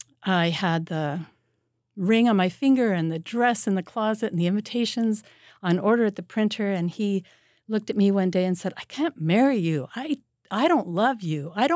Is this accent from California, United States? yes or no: yes; Santa Ana, California, United States; also born or lived in Wisconsin; Right in Orange County, California. I was born in Wisconsin, but we moved to Santa Ana, California, when I was 5, because my dad became the very first teacher in the Irvine School District.